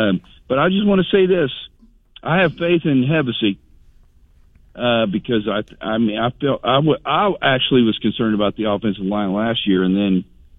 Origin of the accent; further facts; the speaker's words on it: Lakeland, Florida, United States; I'm a native Lakelander, so I was born in Lakeland. So my, my parents were Lakeland High School graduates.